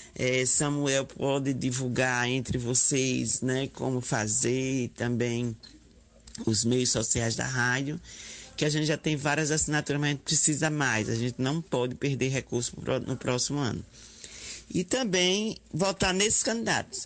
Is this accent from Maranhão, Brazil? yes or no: no; Aracaju, Sergipe, Brazil; eu sou enfermeira, sou de Sergipe, de Aracaju